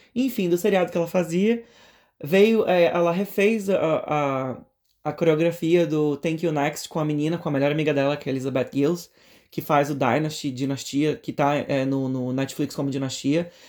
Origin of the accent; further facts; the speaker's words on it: Brazil; moved away as an adult; now in Atlanta, United States; a gente é brasileiro